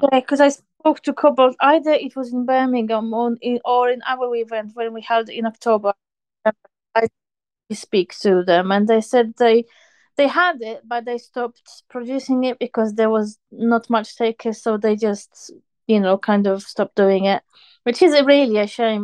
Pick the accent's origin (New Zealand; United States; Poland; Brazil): Poland; moved away; I'm originally from Poland